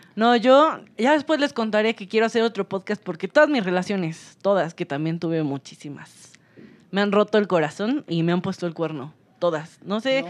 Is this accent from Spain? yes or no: no; Toluca, State of Mexico, Mexico; yo soy de Toluca